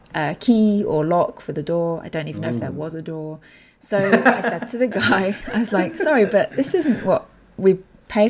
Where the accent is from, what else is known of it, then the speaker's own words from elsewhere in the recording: United Kingdom; first language English; British English, is my native language, and you know, in Britain we have this very kind of cultural perception of politeness.